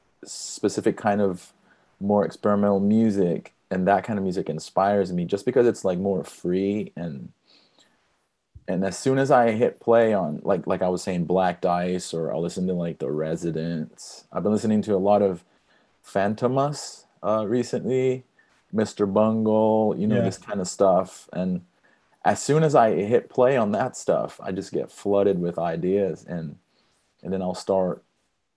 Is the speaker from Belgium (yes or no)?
no; Brazil; moved away; I'm from Brazil